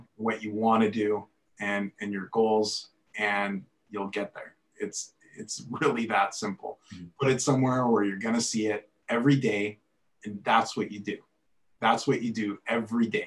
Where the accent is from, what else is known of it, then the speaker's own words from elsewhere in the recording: Edmonton, Alberta, Canada; Born and raised in Edmonton.